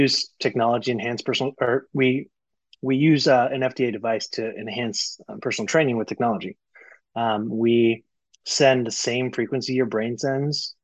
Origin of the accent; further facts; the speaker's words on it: Colorado, United States; moved away as an adult; also born or lived in South Florida; We were both kind of born and raised in Colorado